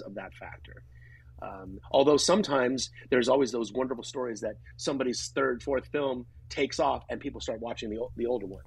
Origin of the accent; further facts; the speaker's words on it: Grass Valley, California, United States; my hometown of Grass Valley, which is in Northern California